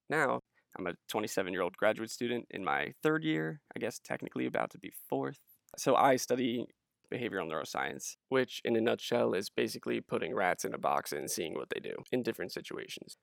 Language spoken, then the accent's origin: English; New Jersey, United States; moved away; I hail from New Jersey